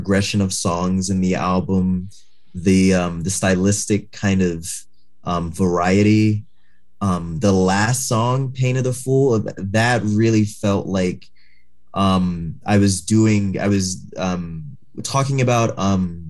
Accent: New York City, New York, United States; now in Portland, United States; I'm from Far Rockaway, Queens

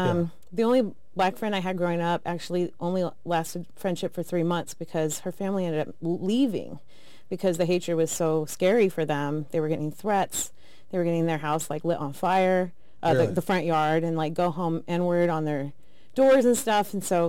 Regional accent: Idaho, United States; moved away as an adult; I originally grew up in Idaho. I was born and raised there, 18 years.

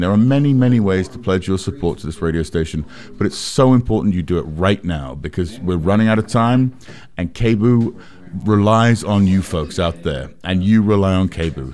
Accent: England, United Kingdom; now in United States; I grew up in England where they censored movies and T V

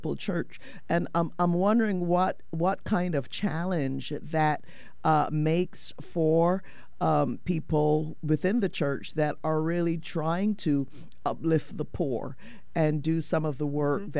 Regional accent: Barbados; growing up in Barbados, I grew up in the Anglican Church

